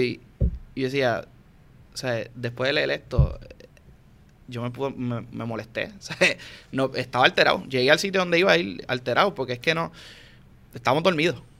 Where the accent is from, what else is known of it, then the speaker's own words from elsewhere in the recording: Puerto Rico; como puertorriqueño